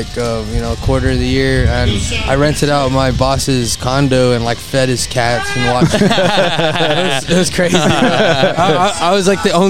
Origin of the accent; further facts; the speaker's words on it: McAllen, Texas, United States; also born or lived in Edinburg, Texas; I was born in McAllen.